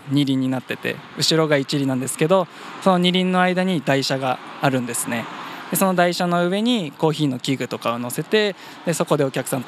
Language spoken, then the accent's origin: Japanese; Fukushima, Japan; moved away as an adult; also born or lived in Tochigi; now in Kawagoe, Japan; 私福島県出身なんですけども